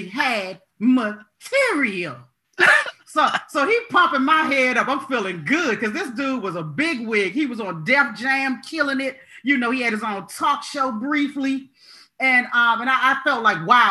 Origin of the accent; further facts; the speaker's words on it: Maryland, United States; also born or lived in Los Angeles; I'm from Maryland